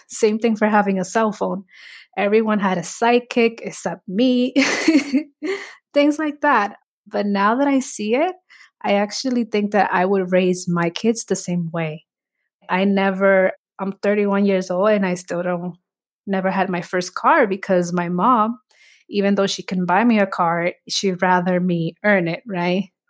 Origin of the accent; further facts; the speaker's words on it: New York City, New York, United States; also born or lived in Dominican Republic; I remember growing up in the Bronx. I immigrated in the nineties. My mom brought me here. from Dominican Republic